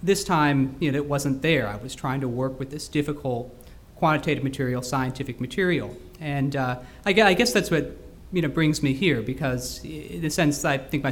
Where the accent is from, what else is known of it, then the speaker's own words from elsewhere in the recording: Houston, Texas, United States; moved away as an adult; also born or lived in Scotland; I grew up in Houston, Texas.